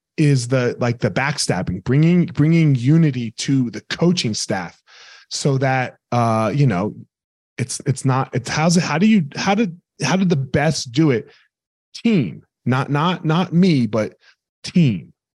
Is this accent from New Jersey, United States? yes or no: yes; Franklinville, New Jersey, United States; I grew up in Jersey, so I grew up right outside of New Jersey, a little town called Franklinville, New Jersey